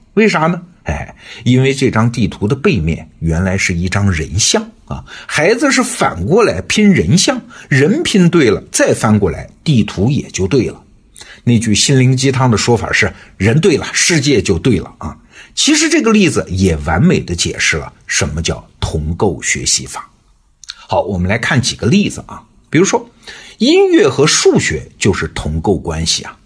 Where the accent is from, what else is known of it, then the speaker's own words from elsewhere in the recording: China; 我们中国人